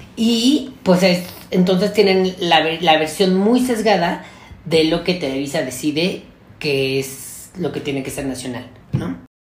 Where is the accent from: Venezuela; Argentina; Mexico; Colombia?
Mexico; solo somos mexicanos